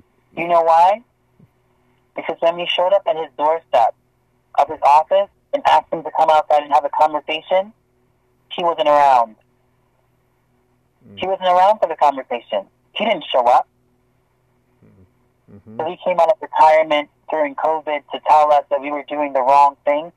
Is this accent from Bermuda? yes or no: yes; Bermuda; now in Toronto, Canada; I'm from Bermuda. I wasn't born in Canada